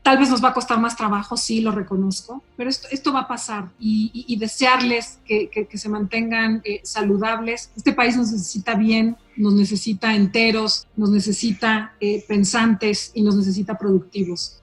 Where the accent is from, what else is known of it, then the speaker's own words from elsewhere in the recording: Mexico City, Mexico; yo soy una mexicana de hueso colorado, yo nací y crecí en esta ciudad de México